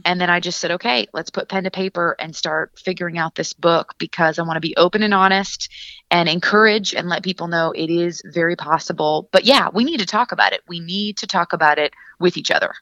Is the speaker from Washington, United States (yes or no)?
yes; Seattle, Washington, United States; also born or lived in Santa Barbara, California; born and raised in Seattle, Washington